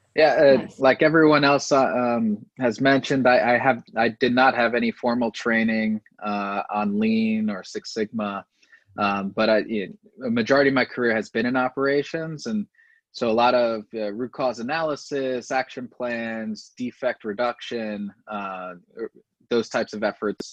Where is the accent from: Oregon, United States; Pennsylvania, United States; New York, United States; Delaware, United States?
Delaware, United States; I'm from Delaware, yeah. uh, but no, the state.